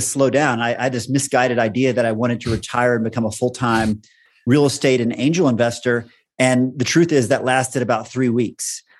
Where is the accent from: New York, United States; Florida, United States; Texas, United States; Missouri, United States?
Texas, United States; moved away as an adult; now in Boulder, United States; I grew up in Texas, had most of my career in Texas